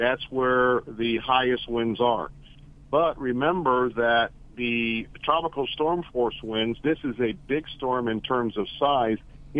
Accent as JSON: {"language": "English", "region": "Florida", "country": "United States", "tie": "born or raised there", "said": "I was born and raised here in Florida. I've been through every hurricane."}